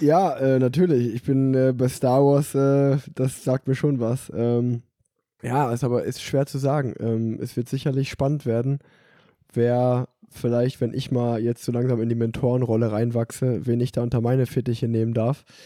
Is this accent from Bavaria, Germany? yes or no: no; Unna, North Rhine-Westphalia, Germany; Unna, also auch so ein kleines Rundstreckenrennen, äh, mhm. äh, dort in dem Ort, wo ich groß geworden bin